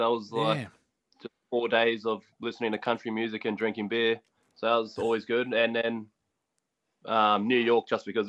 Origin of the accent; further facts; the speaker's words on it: Ashmore, Queensland, Australia; also born or lived in Logan; I was raised in Ashmore, but I went to school at Palm Beach.